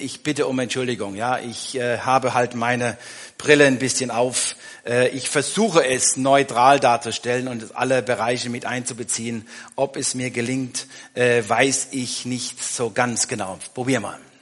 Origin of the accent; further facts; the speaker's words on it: Germany; wir als Deutsche